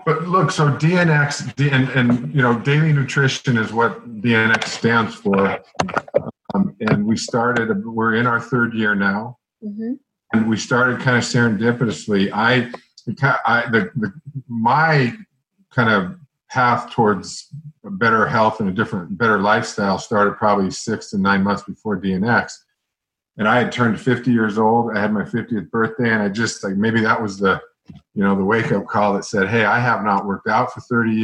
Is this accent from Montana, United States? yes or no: yes; Montana, United States; I'm from Montana